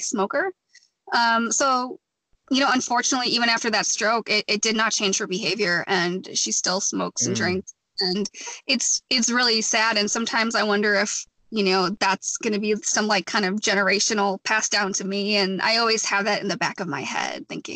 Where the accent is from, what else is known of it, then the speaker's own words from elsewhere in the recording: Wisconsin, United States; moved away; I bartended in Wisconsin, which is my home state